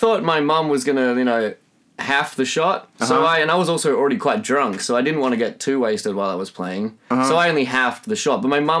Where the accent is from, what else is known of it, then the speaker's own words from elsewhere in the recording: Australia; moved away as an adult; now in Sweden; you can tell by my accent, I'm not Swedish. I'm originally from Australia.